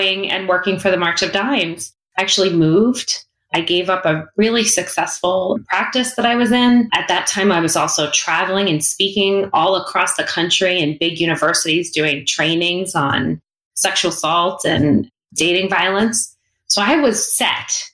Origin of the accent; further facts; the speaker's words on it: South Shore, Long Island, New York, United States; I'm from Long Island. And I knew people who were in the city, family members. You know, I grew up on the South Shore